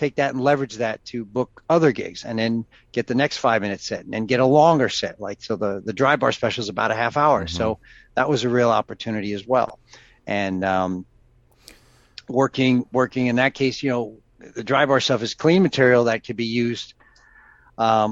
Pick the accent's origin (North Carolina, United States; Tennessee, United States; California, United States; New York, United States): New York, United States; I grew up in New York